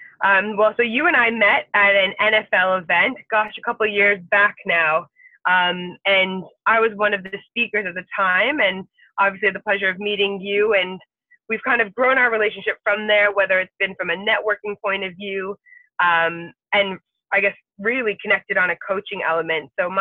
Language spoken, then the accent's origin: English; United Kingdom; So for me, being female, technically being British, those are obviously things.